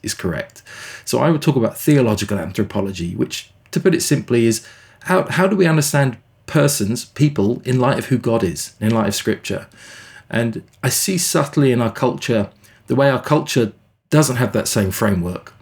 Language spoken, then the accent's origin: English; England, United Kingdom; moved away as an adult; also born or lived in South Africa; now in Canada; I grew up in England